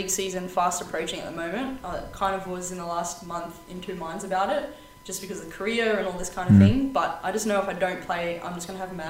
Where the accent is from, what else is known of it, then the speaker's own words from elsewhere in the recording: Townsville, Queensland, Australia; also born or lived in Perth, Western Australia; I'm actually originally from North Queensland, up in Townsville. That's where I grew up. But I was born over in Perth, Western Australia.